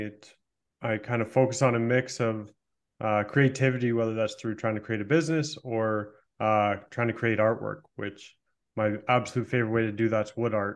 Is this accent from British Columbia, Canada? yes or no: no; Toronto, Ontario, Canada; moved away; also born or lived in Canadian mountains; I was just in back in my hometown area, the Toronto area